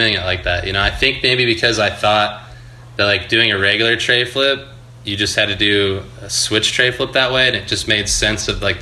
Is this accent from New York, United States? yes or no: no; Lake Elsinore, California, United States; also born or lived in Murrieta, California; I grew up skating in Lake Elsinore, California. It's like South IE, out by like Temecula, Marietta. I moved to Marietta when I was in high school, so that's kind of more what I claim, I guess.